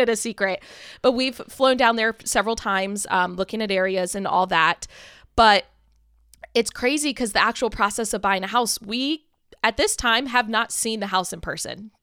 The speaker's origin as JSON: {"language": "English", "region": "Maryland", "country": "United States", "tie": "born or raised there", "said": "Billy and I both have only ever lived in Maryland. We were born and raised in Maryland"}